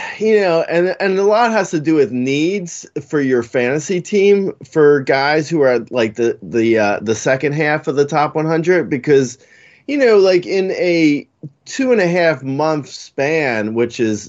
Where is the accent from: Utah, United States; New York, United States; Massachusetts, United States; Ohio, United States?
New York, United States; I'm from New York.